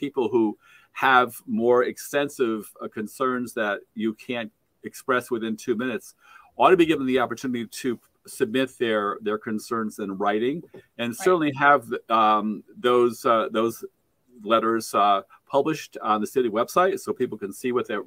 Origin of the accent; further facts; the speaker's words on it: Saratoga Springs, New York, United States; I grew up in Saratoga Springs